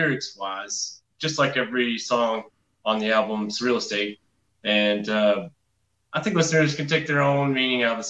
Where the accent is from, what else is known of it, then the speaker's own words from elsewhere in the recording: North Georgia, United States; we're actually all from North Georgia.